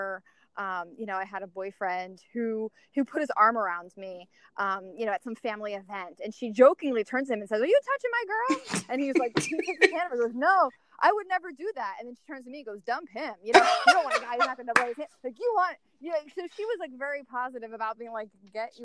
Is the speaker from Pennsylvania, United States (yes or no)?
yes; outside of Philadelphia, Pennsylvania, United States; moved away as an adult; now in San Diego, United States; growing up outside of Philadelphia